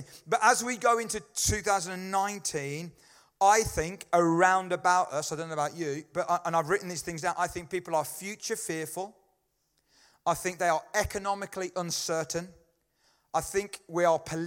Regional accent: United Kingdom; being British

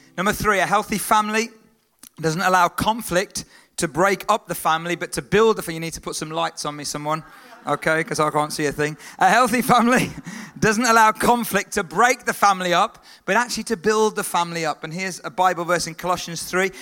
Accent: Stourbridge, West Midlands, United Kingdom; I was born in Stourbridge. I was born in England

